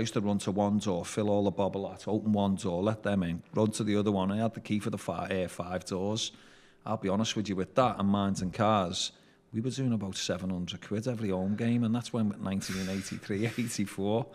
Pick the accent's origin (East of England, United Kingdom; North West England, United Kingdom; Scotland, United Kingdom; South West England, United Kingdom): North West England, United Kingdom; Liverpool; I was born in Vauxhall Gardens in nineteen seventy